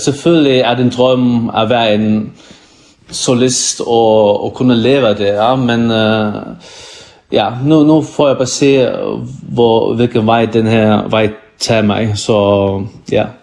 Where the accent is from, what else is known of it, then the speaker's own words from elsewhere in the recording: Faroe Islands; also born or lived in Iceland; jeg er kommet fra Færne i en bygd, der hedder Kvandersund, Ja, her bor der kun er det 400-500 mennesker